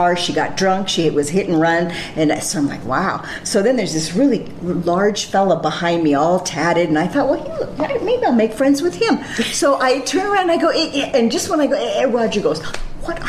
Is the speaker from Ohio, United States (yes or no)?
no; California, United States; moved away as an adult; I'm from California